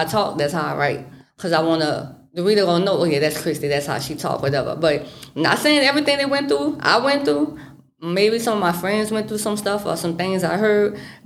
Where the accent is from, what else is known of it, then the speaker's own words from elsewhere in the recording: Houma, Louisiana, United States; now in Thibodaux, United States; I'm from Houma, Louisiana